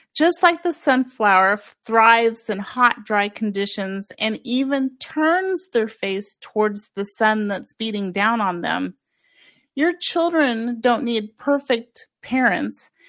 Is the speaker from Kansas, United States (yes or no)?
yes; Kansas, United States; moved away as an adult; also born or lived in Oahu, Hawaii; my home state of Kansas